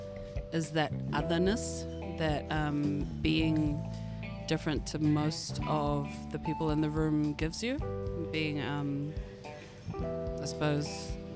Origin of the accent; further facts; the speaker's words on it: Auckland, New Zealand; I was born and raised in Auckland